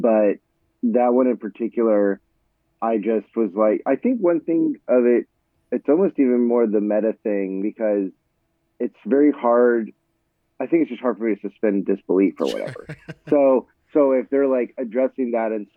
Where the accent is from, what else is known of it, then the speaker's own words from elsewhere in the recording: Florida, United States; growing up, I'm from Florida